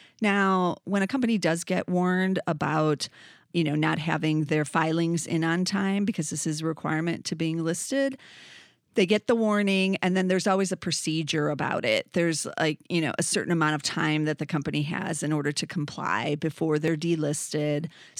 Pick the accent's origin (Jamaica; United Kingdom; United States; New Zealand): United States; Downers Grove, Illinois; They're actually in Downers Grove, Illinois, which is my hometown.